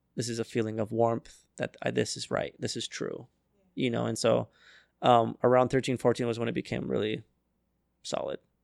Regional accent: Arizona, United States; I was raised in Arizona

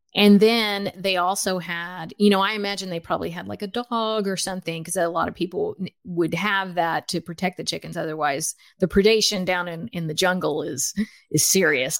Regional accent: United States; also born or lived in Los Angeles / Guatemala (ancestry); now in Bellingham, United States; I was born in the United States.

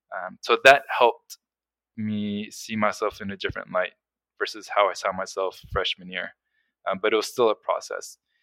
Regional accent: South Florida, United States; also born or lived in Colombia; I was born in Colombia, but then when I was six, my family moved to the States and I grew up in South Florida

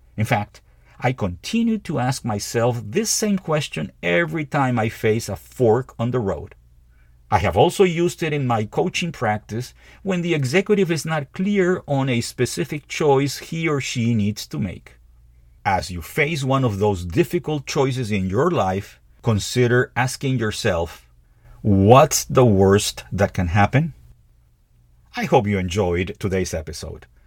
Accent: Peru; moved away as an adult; in Peru. my home country

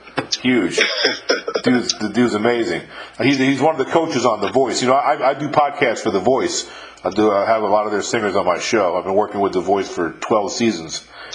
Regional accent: New York, United States; also born or lived in Virginia / California / Texas / Mississippi; I've lived in 5 states in my life. Born and raised in New York, I lived in Virginia, California, Texas and Mississippi.

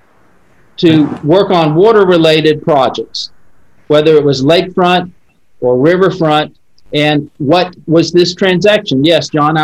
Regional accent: Central Florida, United States; I'm from born and raised in Central Florida

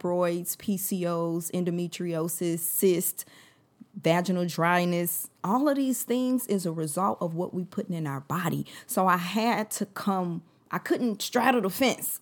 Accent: St. Louis, Missouri, United States; I'm from Saint Louis.

